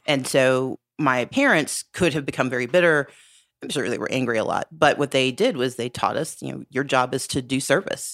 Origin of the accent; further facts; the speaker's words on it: Southern Mississippi, United States; now in Georgia, United States; I grew up in Southern Mississippi